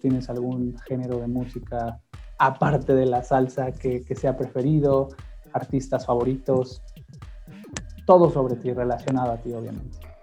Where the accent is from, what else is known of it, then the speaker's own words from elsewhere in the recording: Mexico; he fallado como mexicano